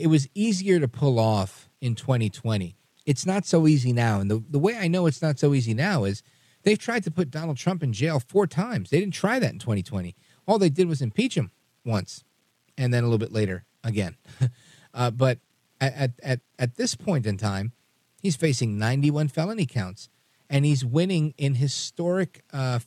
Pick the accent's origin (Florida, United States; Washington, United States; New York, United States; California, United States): New York, United States; New York City; I'm a kid from Brooklyn